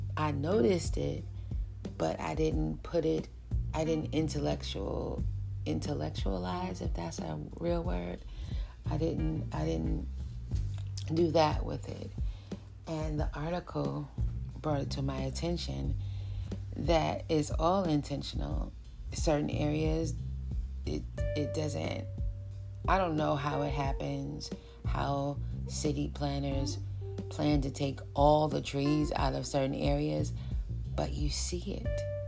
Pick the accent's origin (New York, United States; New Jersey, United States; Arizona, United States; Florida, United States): New York, United States; New York City; I'm from New York City.